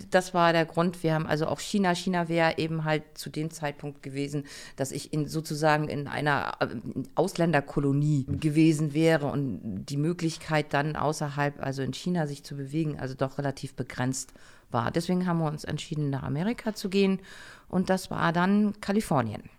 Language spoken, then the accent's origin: German; Germany; moved away; also born or lived in United States; als Deutscher